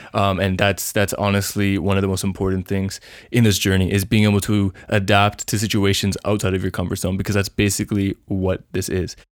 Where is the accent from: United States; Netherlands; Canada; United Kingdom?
Canada; also born or lived in Vancouver; I'm from Canada